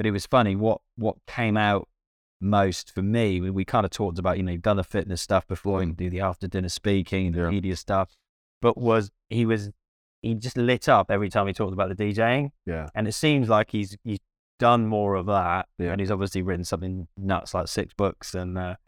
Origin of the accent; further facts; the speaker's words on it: Cardiff, Wales, United Kingdom; so I'm from Cardiff, and Cardiff's my club.